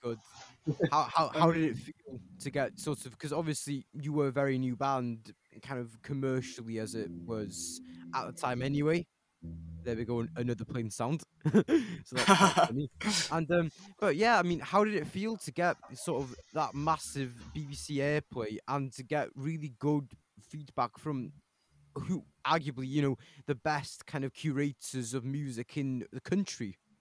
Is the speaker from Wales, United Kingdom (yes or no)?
yes; Bethesda, Wales, United Kingdom; I'm also from Bethesda